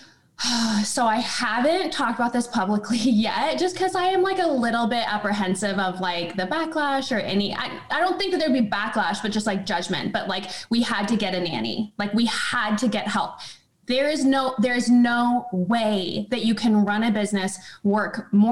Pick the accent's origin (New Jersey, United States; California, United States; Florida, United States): California, United States; small town outside of Sacramento, Northern; now in Austin, United States; Northern California, just a okay. small town outside of Sacramento